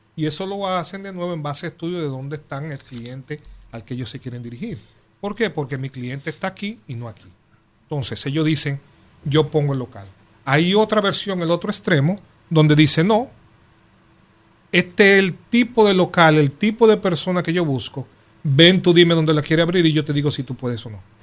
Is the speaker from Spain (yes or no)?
no; Dominican Republic; nosotros somos dominicanos